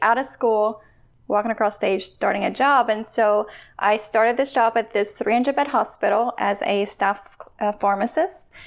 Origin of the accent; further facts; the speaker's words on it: Louisiana, United States; I'm from Louisiana